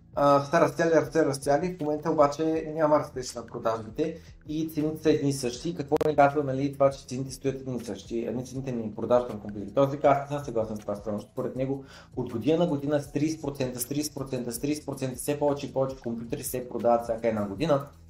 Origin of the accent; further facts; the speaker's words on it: Bulgaria; че съм българин